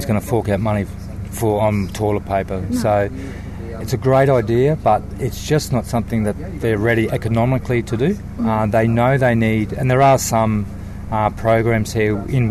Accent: Australia; moved away; as an Australian

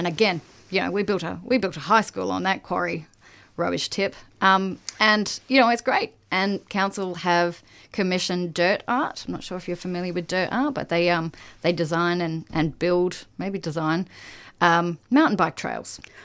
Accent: Queensland, Australia; also born or lived in Seddon, Victoria; now in Melbourne, Australia; I come from Queensland

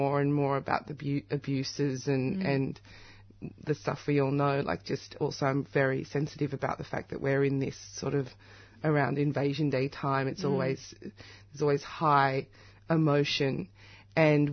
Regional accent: Australia; my parents were displaced, came as political refugees from South Africa. When I'm in South Africa, I love it, but I'm Australian

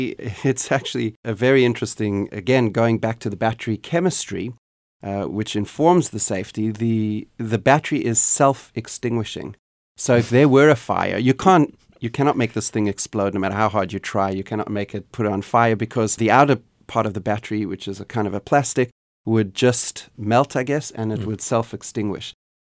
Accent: South Africa; born there; accent: Canadian; also born or lived in Canada; Well, I was born in South Africa, which is a country that is currently challenged by a lot of issues surrounding energy and energy availability and sustainability.

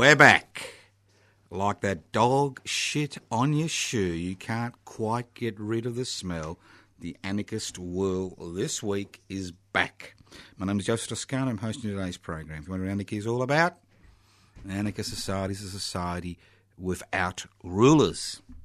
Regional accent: Australia; I was born in Australia, not the United States of America

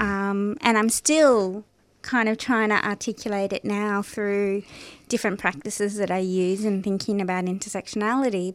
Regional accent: Parramatta, New South Wales, Australia; I was born in Parramatta

